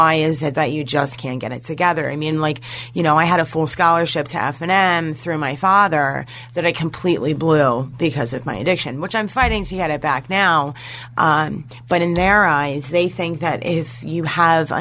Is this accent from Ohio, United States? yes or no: no; Hershey, Pennsylvania, United States; I'm from Hershey, Pennsylvania, and I grew up really privileged